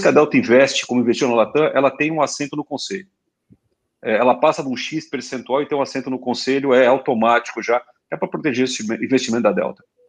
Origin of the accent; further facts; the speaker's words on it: Brazil; a gente é brasileiro